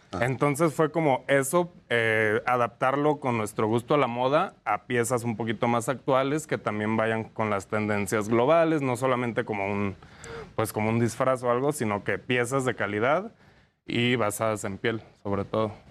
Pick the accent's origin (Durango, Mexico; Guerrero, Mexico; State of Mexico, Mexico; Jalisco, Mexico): Jalisco, Mexico; Lagos de Moreno; now in Mexico City, Mexico; Somos de Jalisco, eh, eh, somos de Lagos de Moreno